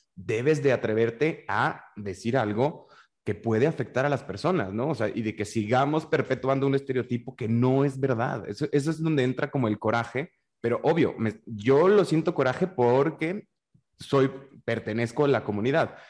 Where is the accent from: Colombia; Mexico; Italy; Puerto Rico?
Mexico; northern Mexico; por norteño